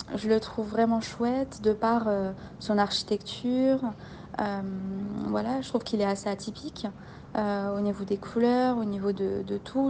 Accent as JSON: {"language": "French", "town": "Belfort", "region": "Bourgogne-Franche-Comté", "country": "France", "tie": "born or raised there", "also_born_or_lived": "Mulhouse", "moved": "yes", "said": "je suis originaire de Belfort"}